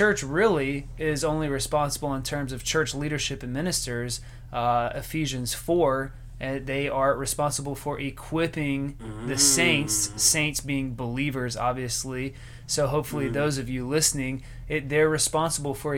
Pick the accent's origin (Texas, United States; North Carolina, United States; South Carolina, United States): South Carolina, United States; Greenville; born or raised there; moved away as an adult; now in West Palm Beach, United States